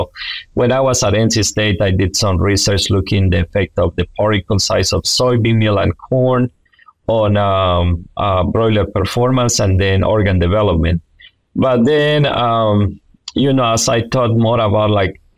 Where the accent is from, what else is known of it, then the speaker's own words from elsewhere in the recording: Honduras; moved away as an adult; also born or lived in North Carolina, United States; now in Alabama, United States; I am originally from Honduras